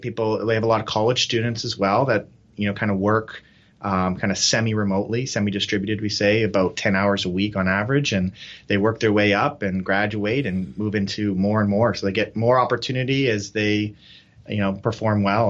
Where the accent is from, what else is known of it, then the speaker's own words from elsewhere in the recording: Canada; moved away as an adult; now in Nepal; so we're Canadian